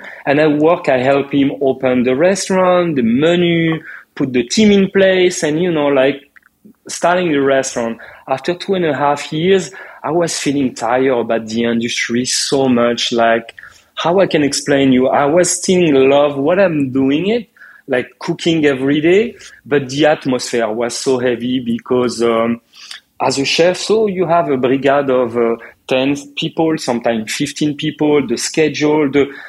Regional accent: France; moved away as an adult; now in United States; when I come from France to America, I didn't know anyone.

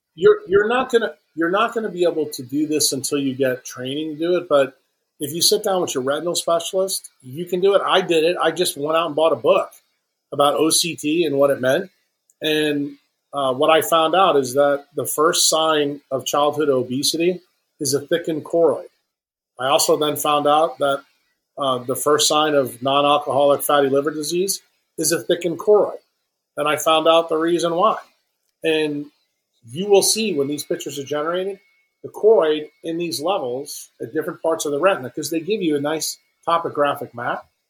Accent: New York City, New York, United States; moved away; when I was young, growing up in Manhattan

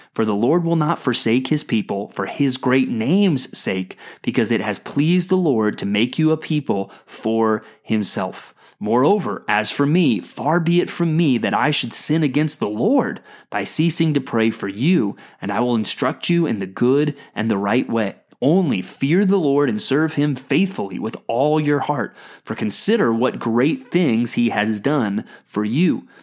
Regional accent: United States; as American Christians

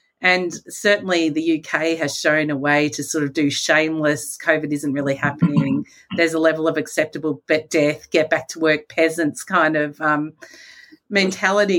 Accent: Australia; as an Australian

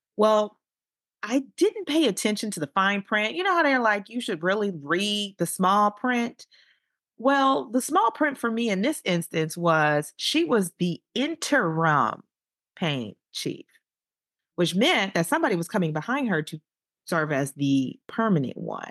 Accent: Chicago, Illinois, United States; moved away as an adult; also born or lived in Saint Louis / Boston / Texas; I'm from Chicago

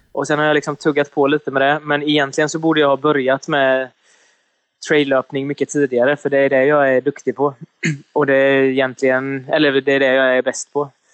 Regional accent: Sweden; now in Gothenburg, Sweden; jag kommer ifrån en liten, liten by på bara ja, vad kan det vara, 7000 invånare eller någonting. Och sen så har jag ju flyttat härifrån och flyttat till Göteborg

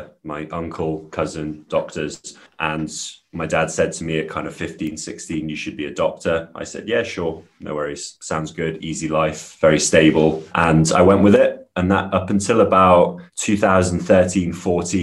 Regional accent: Wales, United Kingdom; I grew up in Wales in the UK

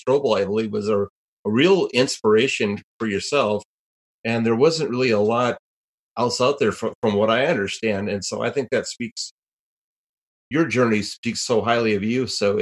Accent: Minnesota, United States; my home state of Minnesota

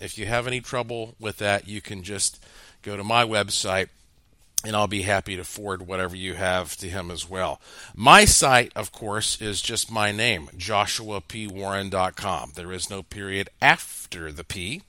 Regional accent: North Carolina, United States; growing up in Western North Carolina.

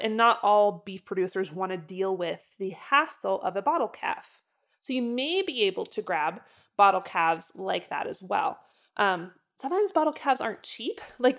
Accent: Idaho, United States; even like my hometown of Northern Idaho growing up. The pastures there were so much richer and so much fuller.

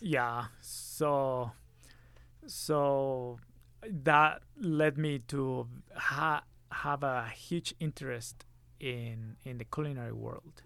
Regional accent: Monterrey, Nuevo León, Mexico; moved away as an adult; now in Utah, United States; I grew up in Monterrey, Mexico, Monterrey

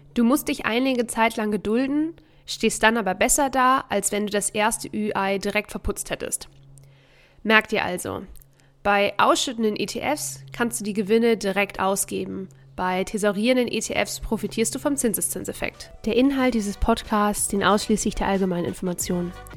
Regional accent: Germany; bei uns in Deutschland

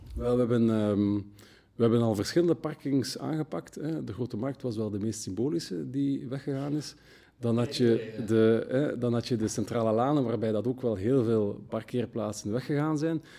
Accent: Brussels, Brussels-Capital Region, Belgium; geeft ons ook wel wat trots als Brusselaars

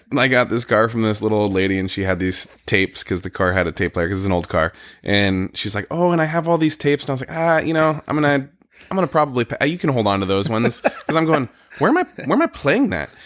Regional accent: California, United States; also born or lived in Connecticut; now in Oregon, United States; I grew up in California

